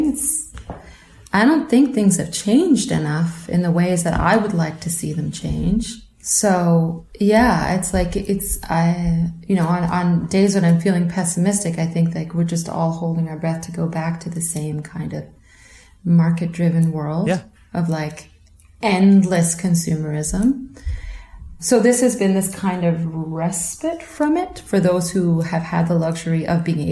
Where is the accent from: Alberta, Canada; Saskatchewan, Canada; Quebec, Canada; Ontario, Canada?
Quebec, Canada; born or raised there